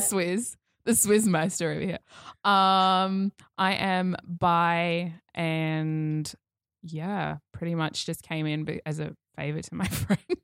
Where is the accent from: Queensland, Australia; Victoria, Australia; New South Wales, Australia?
Queensland, Australia; Toowoomba; I came from further out west, the Glennie School